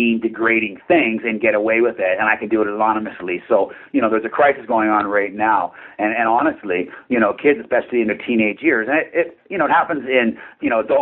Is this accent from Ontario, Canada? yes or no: no; Port Coquitlam, British Columbia, Canada; Portland, my hometown, where our head office is